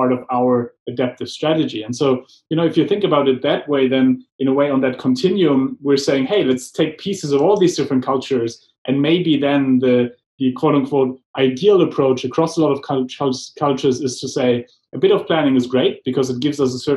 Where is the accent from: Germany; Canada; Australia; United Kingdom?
Germany; moved away; growing up in Germany, I got trained in strategic planning